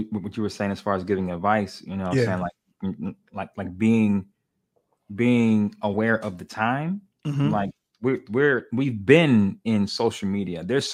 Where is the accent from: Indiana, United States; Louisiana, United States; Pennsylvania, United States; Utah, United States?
Pennsylvania, United States; Pittsburgh; also born or lived in Boston; I'm from Pittsburgh